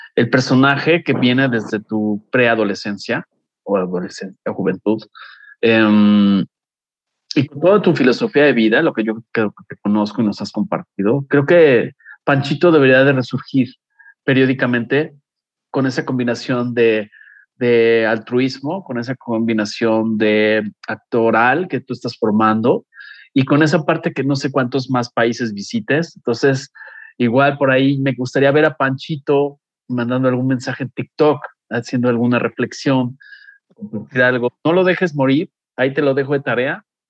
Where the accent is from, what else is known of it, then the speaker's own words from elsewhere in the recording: Mexico; soy mexicano